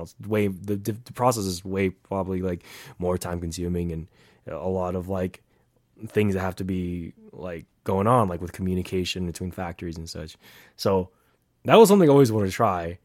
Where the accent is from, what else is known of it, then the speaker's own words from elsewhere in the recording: Bay Area, California, United States; moved away as an adult; also born or lived in Fremont, California; now in Reno, United States; I am from the Bay, um, been there almost all, all my whole life